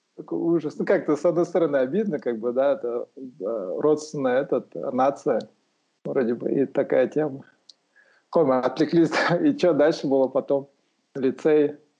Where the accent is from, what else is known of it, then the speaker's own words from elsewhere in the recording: Aksay, West Kazakhstan Region, Kazakhstan; moved away as an adult; also born or lived in Aktau, Kazakhstan / Almaty, Kazakhstan; я родился в Ахтау, получается, но э, вырос в Уральске, в Ахсае городке. Там вырос, там школу окончил